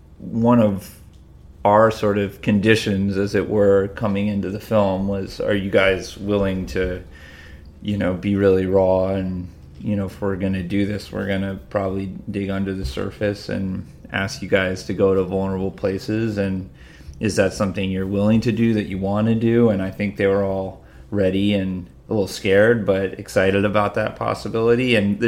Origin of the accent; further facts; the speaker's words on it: Massachusetts, United States; We grew up in Western Massachusetts, so not on the beach.